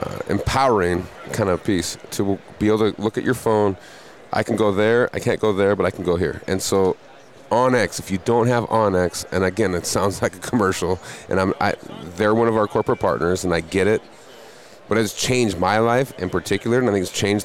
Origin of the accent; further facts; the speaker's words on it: Montana, United States; in my home state of Montana, I grew up there